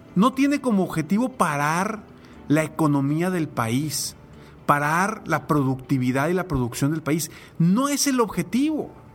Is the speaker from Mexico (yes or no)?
yes; Mexico; como mexicanos podemos pedir y exigir cambios positivos